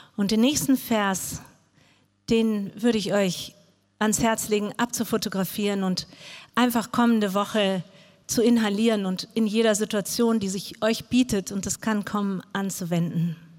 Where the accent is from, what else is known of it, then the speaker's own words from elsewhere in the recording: Frankfurt, Hesse, Germany; moved away; also born or lived in Arabian Peninsula; Ich bin in Frankfurt groß geworden